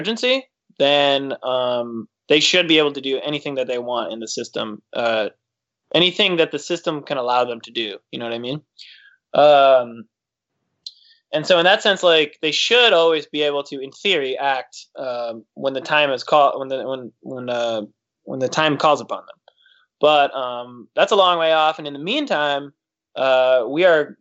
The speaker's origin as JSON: {"language": "English", "town": "Detroit", "region": "Michigan", "country": "United States", "moved": "yes", "said": "I'm originally from Detroit"}